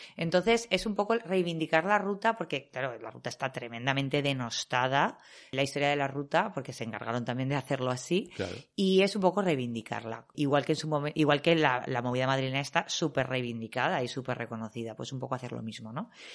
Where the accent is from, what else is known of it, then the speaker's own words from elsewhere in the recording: Valencian Community, Spain; yo soy valenciana